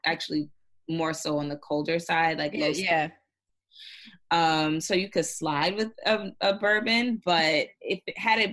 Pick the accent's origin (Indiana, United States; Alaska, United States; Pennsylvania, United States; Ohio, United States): Indiana, United States; now in New York, United States; I'm originally from Indiana. So I'm used to very rural towns.